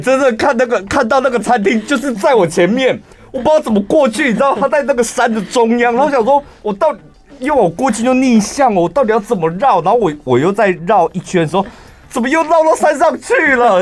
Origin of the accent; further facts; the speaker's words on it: Taichung, Taiwan; 我们台中人， 我在台中的餐厅